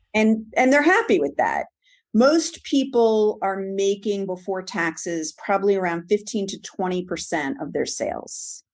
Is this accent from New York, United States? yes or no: yes; New York, United States; moved away as an adult; also born or lived in Monsey, New York / Livingston, New Jersey / Long Island, New York / suburbs of Atlanta, Georgia; born and raised in New York